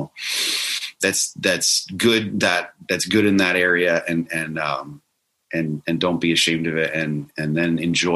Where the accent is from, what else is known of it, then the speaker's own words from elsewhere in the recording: Florida, United States; I grew up in Florida near the Space Coast